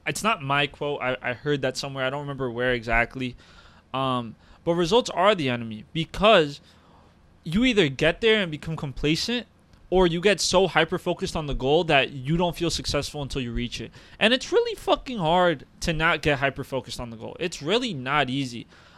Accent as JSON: {"language": "English", "country": "United States", "tie": "born or raised there", "also_born_or_lived": "Uruguay", "said": "I've lived in America like 20 plus years. I've went to all the American schools. I am an American by trade. I'm a Uruguayan by ethnicity and culture"}